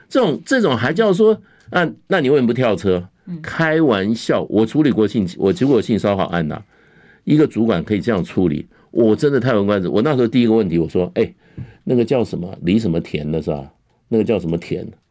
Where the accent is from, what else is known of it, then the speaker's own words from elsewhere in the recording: Taiwan; 我们在台湾长大